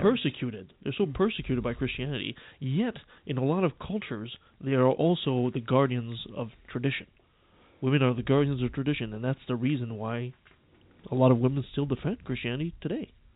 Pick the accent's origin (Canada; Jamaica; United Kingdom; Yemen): Canada; I'm French Canadian